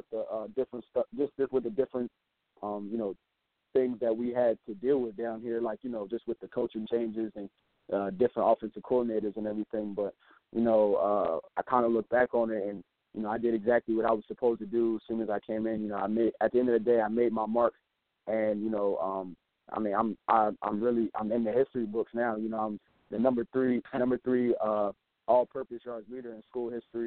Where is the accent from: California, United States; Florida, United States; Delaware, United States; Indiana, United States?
Delaware, United States; we're all from Delaware, and we all played Delaware High School football